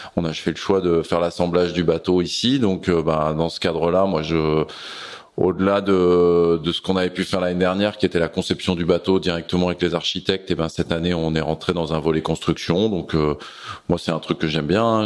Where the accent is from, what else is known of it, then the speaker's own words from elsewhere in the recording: Glénan Islands, Brittany, France; j'étais chez moi au Glénan